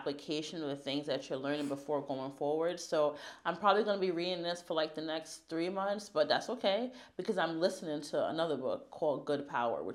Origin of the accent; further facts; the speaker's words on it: United States; I'm American